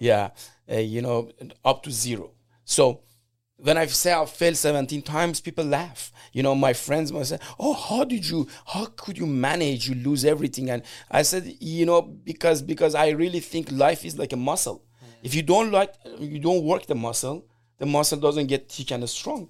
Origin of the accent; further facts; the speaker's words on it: Iran; English is a second language; moved away as an adult; now in United States; I'm from Iran, and I came here like 25 years ago